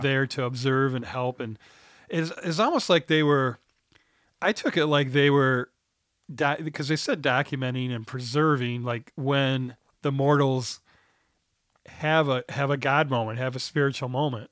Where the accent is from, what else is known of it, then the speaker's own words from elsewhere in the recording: United States; I'm American